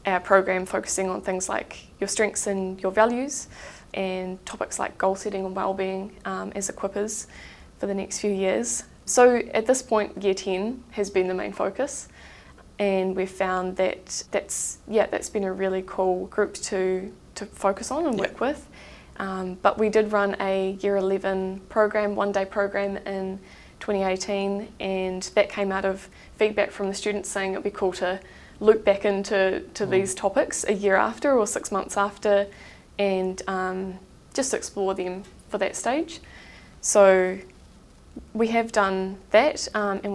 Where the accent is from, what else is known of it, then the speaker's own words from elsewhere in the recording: Christchurch, Canterbury, New Zealand; I have grown up in Christchurch